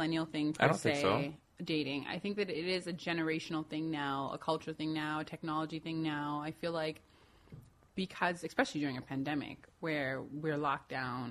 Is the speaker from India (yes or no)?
no; Toronto, Ontario, Canada; I grew up in Toronto, okay? Yeah, I've grew up here.